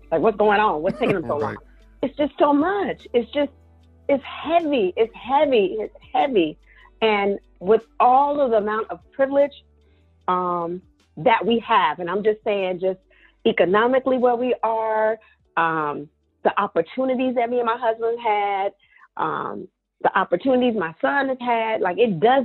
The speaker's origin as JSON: {"language": "English", "region": "the South", "country": "United States", "moved": "yes", "lives_now": "Maryland, United States", "said": "I'm from the South."}